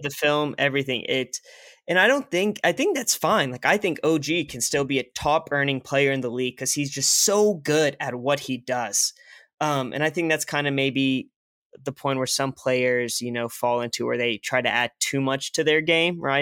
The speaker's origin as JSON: {"language": "English", "town": "Tulsa", "region": "Oklahoma", "country": "United States", "said": "I'm from Tulsa"}